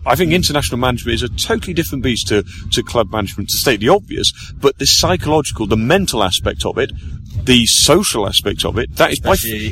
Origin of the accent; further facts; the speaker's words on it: Manchester, North West England, United Kingdom; I grew up in Manchester.